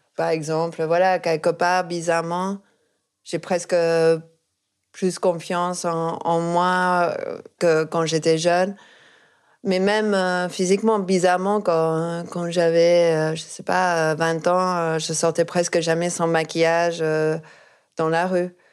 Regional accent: Argentina; moved away; je viens d'Argentine

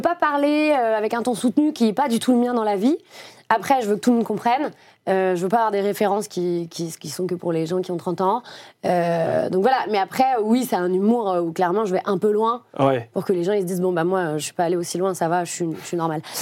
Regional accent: Lyon, Auvergne-Rhône-Alpes, France; moved away; also born or lived in Paris; je viens de Lyon

